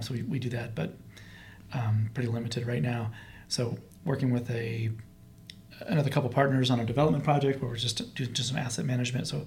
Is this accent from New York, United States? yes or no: no; Portland, Oregon, United States; also born or lived in Aloha, Oregon; I'm actually from Portland, so I oh, okay. actually lived in Aloha, graduated from Aloha High School